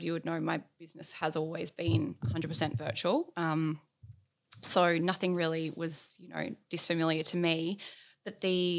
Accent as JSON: {"language": "English", "town": "Bathurst", "region": "New South Wales", "country": "Australia", "tie": "born or raised there", "also_born_or_lived": "Orange / London", "moved": "as an adult", "said": "So I was actually born in Orange in the Central West, which is about 4 hours northwest of Sydney. And then I moved to Bathurst shortly after I was born. And I went to school there."}